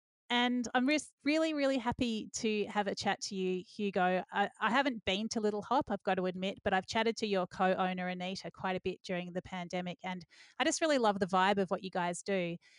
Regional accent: Melbourne, Victoria, Australia; Today on Dirty Linen, we are sticking in my hometown of Melbourne because this is where it is all happening.

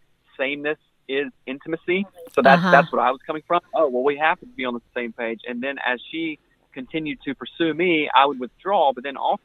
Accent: South Carolina, United States; I came from South Carolina, just the Bible Belt, grew up here, everything here

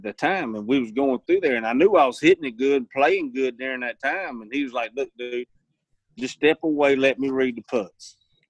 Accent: the South, United States; I do better on Bermuda because I grew up in the South, and that's what, you know, that's what we have.

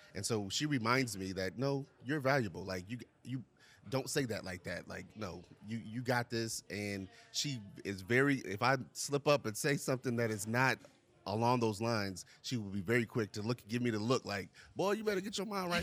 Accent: Charlotte, North Carolina, United States; I'm from Charlotte

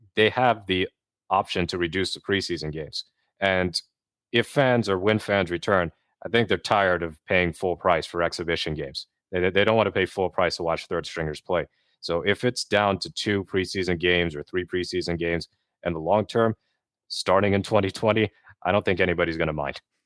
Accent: Bay Area, California, United States; I grew up in the Bay Area as a kid

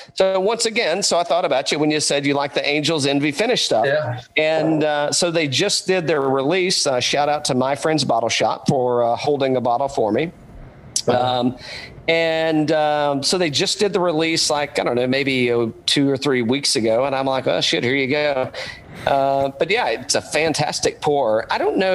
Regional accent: East Tennessee, United States; I'm like hillbilly from East Tennessee

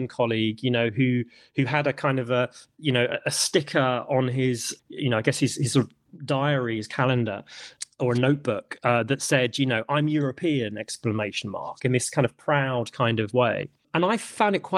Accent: London, United Kingdom; I'm British, and I grew up in London, and you spent most of my life in London

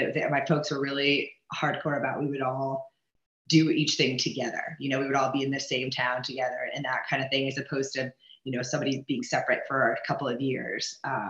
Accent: Omaha, Nebraska, United States; No, I'm originally from Omaha, Nebraska.

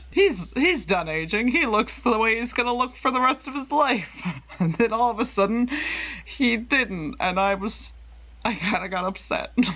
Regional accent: Texas, United States; we're from Central Texas, so we had that moment where we're both like, ah, I've been there.

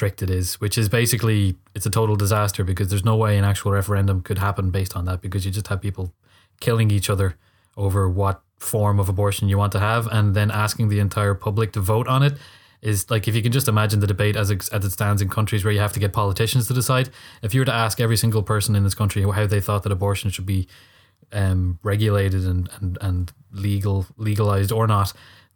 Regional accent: Ireland; we got a tendency in Ireland to have a lot of referendums

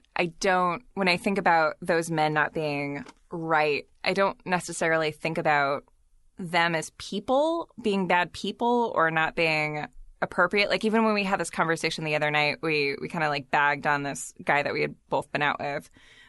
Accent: San Diego, California, United States; Because I grew up in Southern California, mostly in middle school and high school

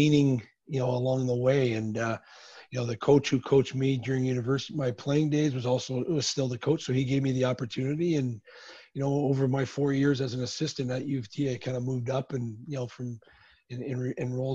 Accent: Toronto, Ontario, Canada; I born and raised in the Toronto area, moved in and around the GTA

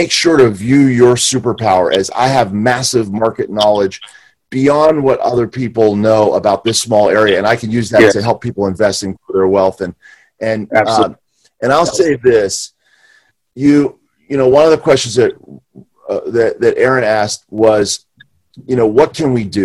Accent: Pittsburgh, Pennsylvania, United States; I'm from Pittsburgh

